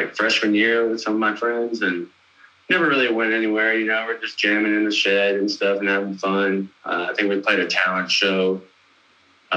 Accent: Rogers City, Michigan, United States; moved away as an adult; also born or lived in El Paso, Texas / Corpus Christi, Texas / Fort Collins, Colorado; now in Denver, United States; I'm originally from Rogers City, Michigan. Real small town, like 4,500 people.

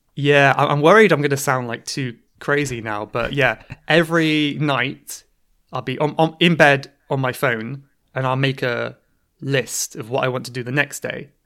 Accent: Cornwall, South West England, United Kingdom; now in London, United Kingdom; I'm from Cornwall in England

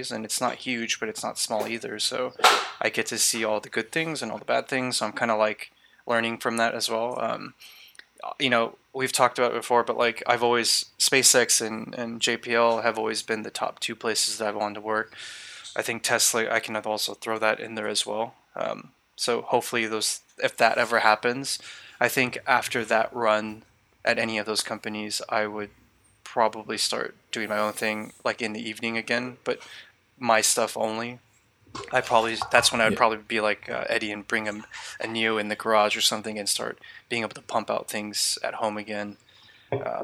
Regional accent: California, United States; I grew up in California. I pretty much lived here my entire life

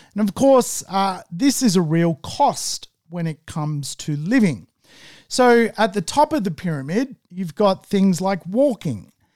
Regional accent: Manly, New South Wales, Australia; I'm from Manly

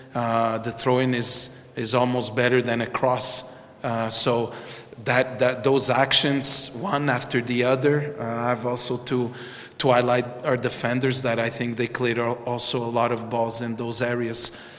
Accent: Montreal, Quebec, Canada; I'm from, I'm born in Montreal. I'm Canadian

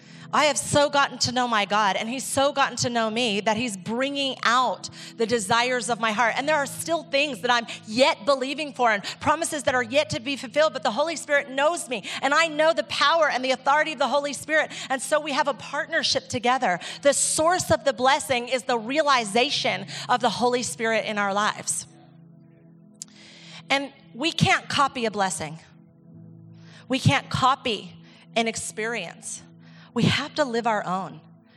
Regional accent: Ecuador; And I realized that I thought that because I grew up in the Amazon. I'm like, we have to live our own, like my experience from Ecuador taught me what a waterfall is.

